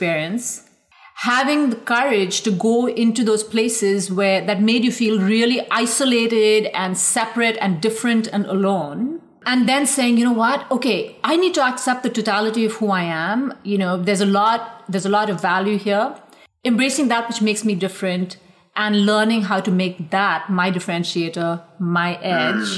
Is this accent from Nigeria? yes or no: no; India; now in United States; growing up in India